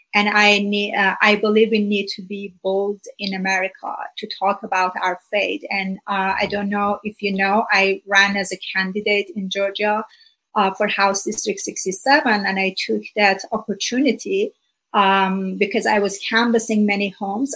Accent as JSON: {"language": "English", "country": "Iran", "tie": "born or raised there", "first_language": "Persian", "second_language": "English", "moved": "as an adult", "lives_now": "United States", "said": "I'm originally from Iran. Uh, for about 30 years, I lived there. And I was born just a few months before the Iranian Revolution in 1979"}